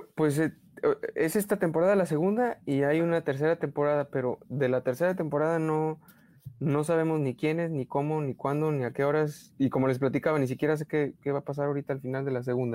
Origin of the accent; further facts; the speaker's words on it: Mexico; accent: Mexican; soy demasiado mexicano o, o, o este, sí, o que, o que, no sé, eh, o, a lo mejor mi acento es muy, muy demasiado